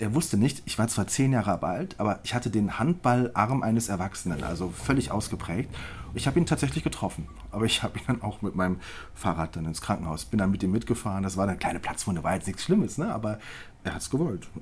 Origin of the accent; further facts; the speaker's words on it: Rhineland, Germany; ich bin Rheinländer